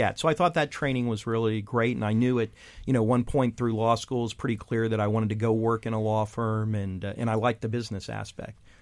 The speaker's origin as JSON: {"language": "English", "region": "Texas", "country": "United States", "tie": "born or raised there", "moved": "as an adult", "said": "as a teen growing up in Texas"}